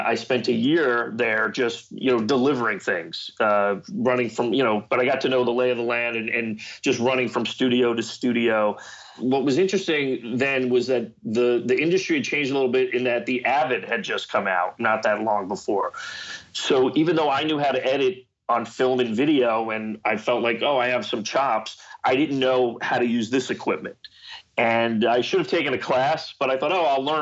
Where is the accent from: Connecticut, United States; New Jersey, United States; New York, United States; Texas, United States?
New Jersey, United States; Marlboro; That's my hometown, Marlboro, New Jersey